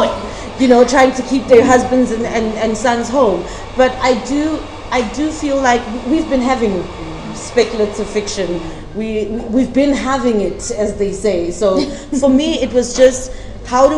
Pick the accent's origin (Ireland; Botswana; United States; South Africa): South Africa; a South African living in South Africa